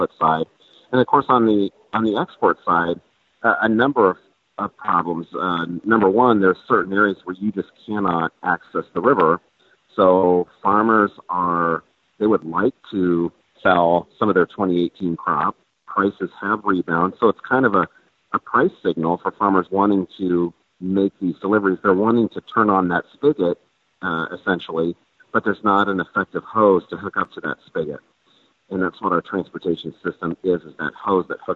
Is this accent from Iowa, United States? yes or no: yes; Central Iowa, United States; I'm from Central Iowa